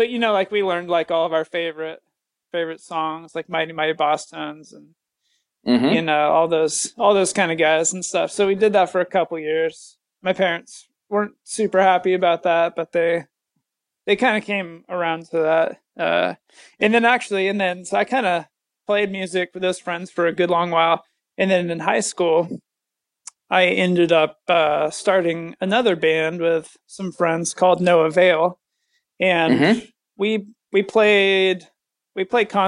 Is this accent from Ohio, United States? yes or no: no; Sacramento, California, United States; I grew up in Sacramento